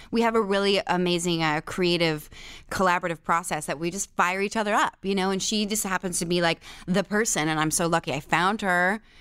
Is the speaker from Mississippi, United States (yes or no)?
no; Benton, Pennsylvania, United States; also born or lived in Shickshinny, Pennsylvania; I was born in Pennsylvania